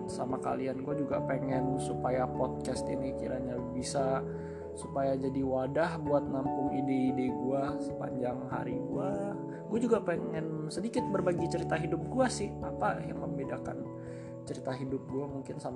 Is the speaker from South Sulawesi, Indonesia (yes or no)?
no; Jakarta, Indonesia; born there; gue lahir di Jakarta tanggal 26 Juni tahun 2000